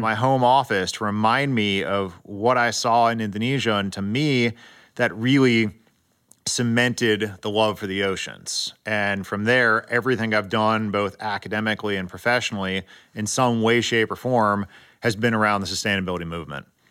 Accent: San Diego, California, United States; I grew up in Southern California and San Diego

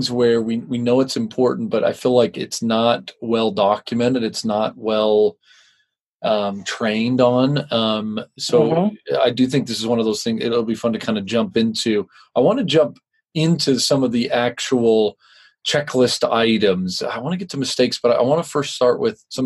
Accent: West Coast, United States; I have no affiliation growing up on the West Coast

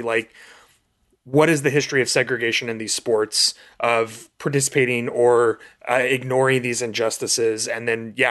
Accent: Kansas City, Missouri, United States; I grew up in Kansas City, which was the home of the Kansas City Monarchs

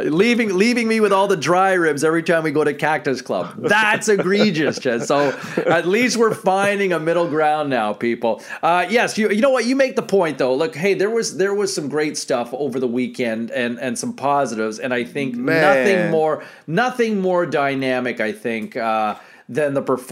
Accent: Ottawa, Ontario, Canada; I'm from Ottawa originally.

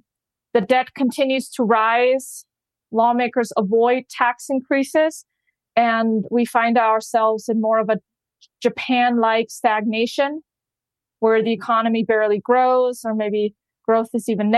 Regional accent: Germany; now in United States; I'm originally from Germany

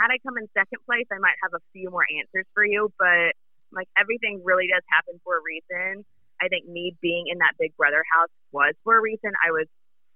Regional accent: the South, United States; moved away; But I love being from the South. I love being from a small town

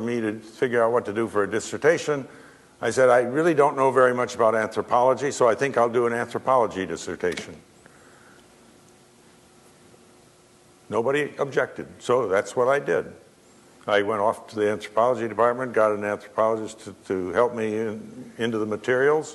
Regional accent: Madison, Wisconsin, United States; moved away; I lived at home. I lived in Madison. I grew up in Madison

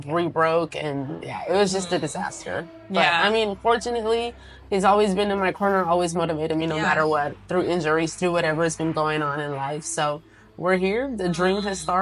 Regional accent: San Jose, California, United States

